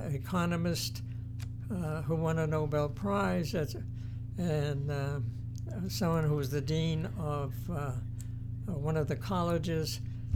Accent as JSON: {"language": "English", "town": "Boston", "region": "Massachusetts", "country": "United States", "tie": "born or raised there", "said": "I was born in Boston, the Dorchester section. I grew up in that area, and when I was in my late teens, the family moved to Brighton district in Boston."}